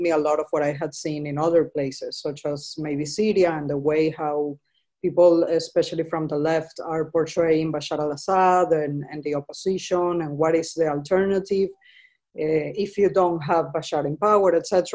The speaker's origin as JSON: {"language": "English", "town": "Caracas", "region": "Capital District", "country": "Venezuela", "tie": "born or raised there", "moved": "as an adult", "said": "I was back in Caracas, my hometown."}